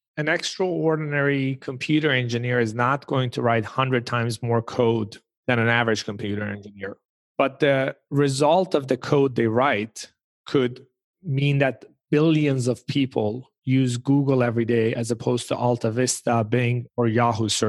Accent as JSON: {"language": "English", "country": "Sweden", "tie": "born or raised there", "moved": "yes", "said": "when I was growing up in Sweden"}